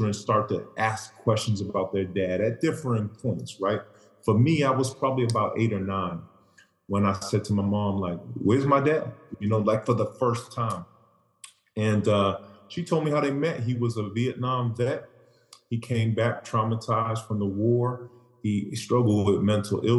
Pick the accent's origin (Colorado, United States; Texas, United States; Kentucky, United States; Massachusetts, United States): Massachusetts, United States; Boston; growing up in Boston, late 80s, early 90s